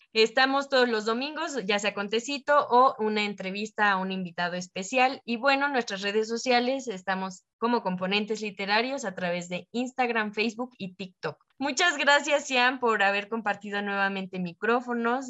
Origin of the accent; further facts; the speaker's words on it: Mexico; nosotros como América Latina o mexicanos